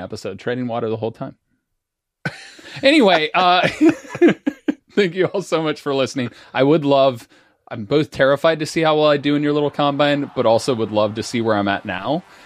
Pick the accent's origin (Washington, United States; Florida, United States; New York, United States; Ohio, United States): Ohio, United States; Cincinnati; We're both from Cincinnati.